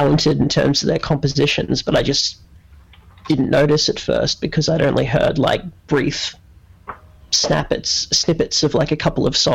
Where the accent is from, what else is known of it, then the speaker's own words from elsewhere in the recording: Australia; I was from Australia